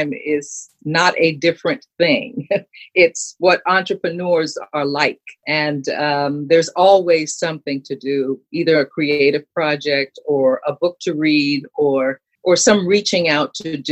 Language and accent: English; New York City, New York, United States; I grew up in New York City.